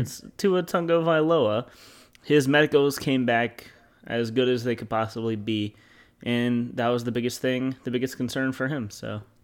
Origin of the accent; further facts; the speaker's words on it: Louisiana, United States; I'm from Louisiana, I'm Southern.